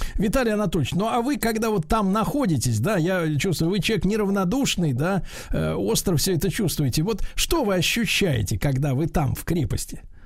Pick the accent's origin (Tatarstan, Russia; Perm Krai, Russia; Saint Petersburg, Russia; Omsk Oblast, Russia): Saint Petersburg, Russia; я сам родом из Ленинграда